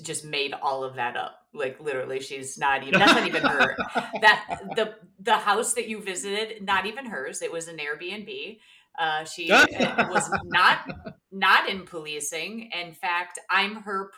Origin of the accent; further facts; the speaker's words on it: Aurora, Illinois, United States; I'm from Aurora